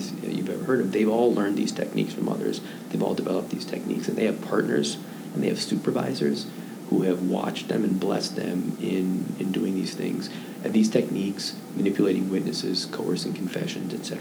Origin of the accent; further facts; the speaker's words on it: Madison, Wisconsin, United States; now in Chicago, United States; my hometown, Madison, Wisconsin